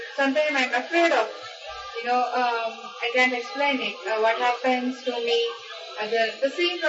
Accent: Hyderabad, Telangana, India; I'm from Hyderabad.

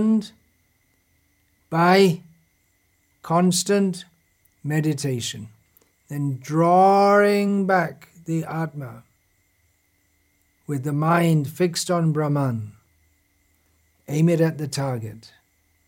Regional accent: England, United Kingdom; when I was growing up in England 60 years ago

